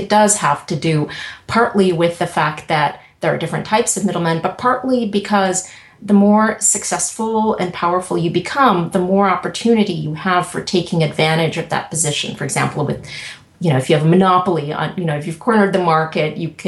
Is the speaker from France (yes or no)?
no; Russia; But Yeah, I mean, I think more so than growing up in the Soviet Union, but just knowing that, gosh, you can do something that is interesting to you